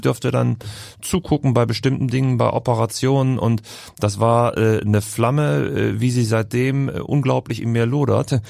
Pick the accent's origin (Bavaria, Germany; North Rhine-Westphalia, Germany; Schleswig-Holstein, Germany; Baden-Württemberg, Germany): North Rhine-Westphalia, Germany; Düsseldorf; also born or lived in Heidelberg / Berlin; now in Hamburg, Germany; Als Düsseldorfer